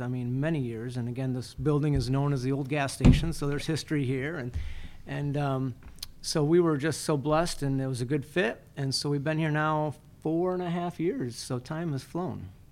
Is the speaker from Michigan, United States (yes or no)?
yes; Athens, Michigan, United States; also born or lived in Fulton, Michigan / Florida; now in Climax, United States; I was born and raised in Athens, and so um, uh, great little town